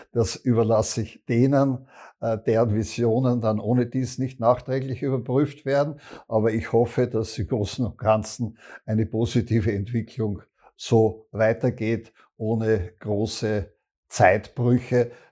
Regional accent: Graz, Styria, Austria; Ich könnte sagen, ich bin ein Grazer, äh, ich helfe Ihnen, wenn Sie irgendwelche topografisch-historische Fragen zu Graz haben.

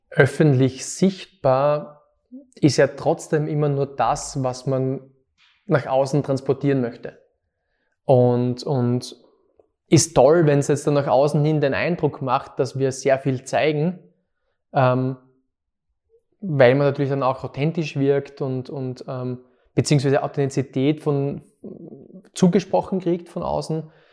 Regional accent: Fohnsdorf, Styria, Austria; moved away as an adult; now in Graz, Austria; ich bin aus Fonsdorf, genau. Aus Fonsdorf, Zeltweg maturiert in der HTL, Bautechnik.

